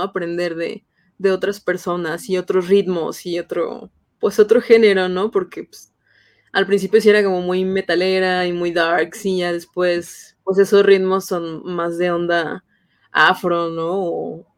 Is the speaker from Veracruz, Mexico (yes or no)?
no; San Luis Potosí, Mexico; Yo soy de San Luis Potosí